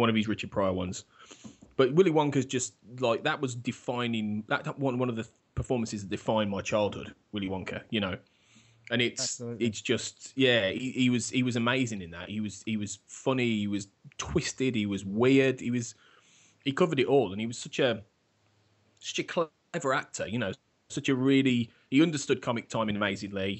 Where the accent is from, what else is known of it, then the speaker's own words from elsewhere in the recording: Birmingham, West Midlands, United Kingdom; my hometown as we speak, actually Birmingham